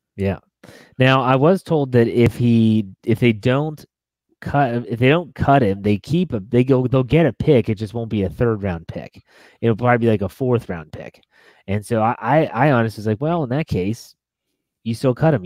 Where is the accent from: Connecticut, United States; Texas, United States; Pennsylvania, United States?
Pennsylvania, United States; Pittsburgh; moved away; I'll I'll make a trip back to my hometown